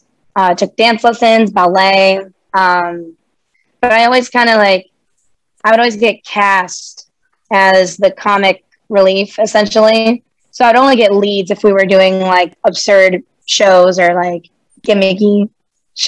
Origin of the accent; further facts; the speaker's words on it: Houston, Texas, United States; also born or lived in Los Angeles, California; I was born in Los Angeles, California. But we moved to Houston when I was still pretty young. I love growing up in Houston